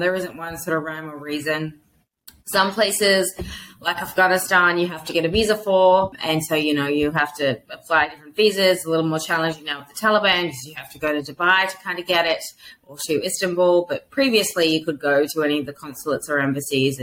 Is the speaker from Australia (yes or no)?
yes; Australia; moved away; as an Australian